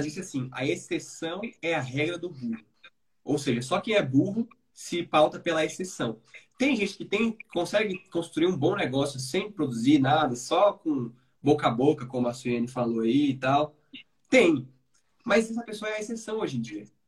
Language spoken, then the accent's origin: Portuguese; Brasília, Federal District, Brazil; Eu sou de Brasília